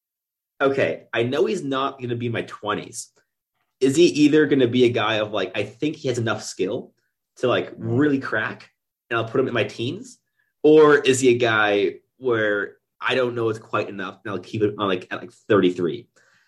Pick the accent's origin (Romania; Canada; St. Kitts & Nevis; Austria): Canada; Quebec; first language English; now in Ottawa, Canada; I grew up in Quebec